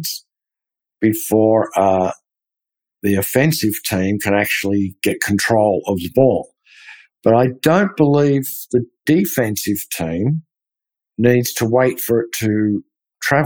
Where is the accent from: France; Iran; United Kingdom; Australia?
Australia; now in Texas, United States; being an Australian